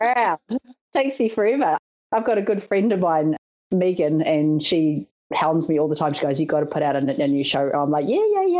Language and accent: English; Auckland, New Zealand; I'm from Auckland, New Zealand